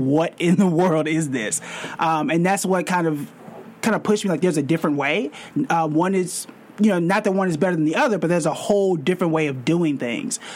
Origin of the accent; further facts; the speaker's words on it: Tulsa, Oklahoma, United States; now in New York City, United States; I'm born and raised in Tulsa, Oklahoma, complete opposite of New York City